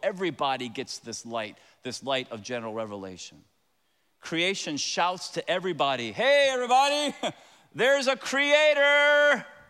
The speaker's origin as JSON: {"language": "English", "town": "Tampa", "region": "Florida", "country": "United States", "tie": "born or raised there", "moved": "yes", "said": "I am from Tampa. Very proud of it. My dad used to park cars"}